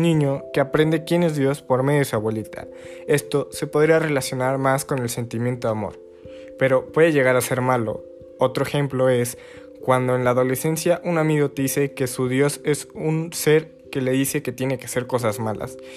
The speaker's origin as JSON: {"language": "Spanish", "region": "Puebla", "country": "Mexico", "said": "Soy de Puebla, México y actualmente estoy cursando el cuarto semestre de preparatoria"}